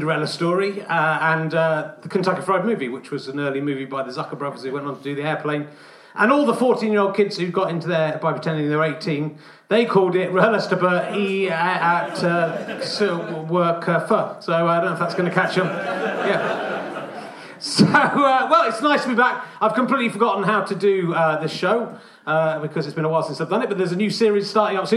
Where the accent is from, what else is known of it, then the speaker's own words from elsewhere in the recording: Cheddar, South West England, United Kingdom; I'm from Cheddar. 126 bus, good to get you there if you want to go down and see some proper caves. We're very near to Wookiee Hole. I grew up very near to Wells